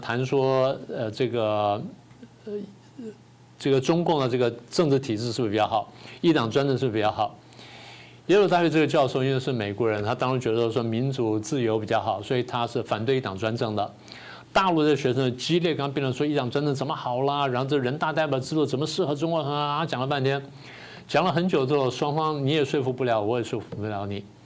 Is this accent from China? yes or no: no; Taiwan; 我们台湾人不是笨， 我们台湾人是善良